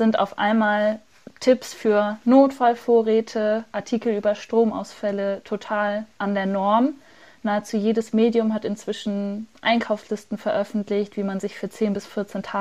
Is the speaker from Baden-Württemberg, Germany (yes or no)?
no; Hamburg, Germany; In meiner Heimatstadt Hamburg hat beispielsweise gerade das Hamburger Abendblatt eine Umfrage eröffentlicht